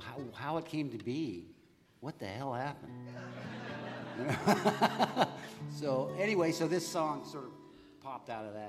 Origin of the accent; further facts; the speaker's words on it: Northern California, United States; also born or lived in Los Angeles; Katie and the kids and I lived down in L.A. for a few years. We're from Northern California